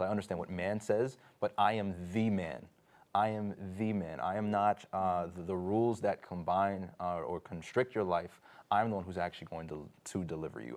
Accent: New York City, New York, United States; I grew up in New York

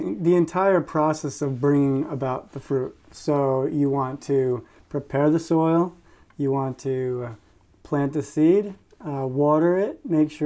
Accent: New York, United States; I am from New York

